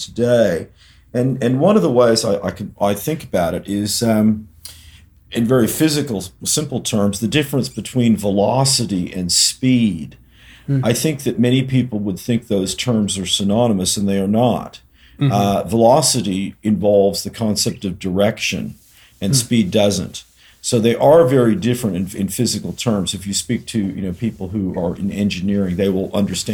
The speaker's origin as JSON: {"language": "English", "town": "Berkeley", "region": "California", "country": "United States", "tie": "born or raised there", "said": "my hometown of Berkeley"}